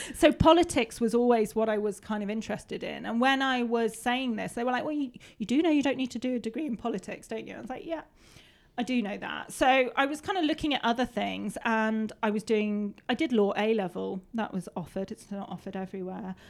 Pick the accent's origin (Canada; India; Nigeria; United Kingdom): United Kingdom; Peak District, East Midlands; I grew up in the Peak District. I grew up roaming around these hills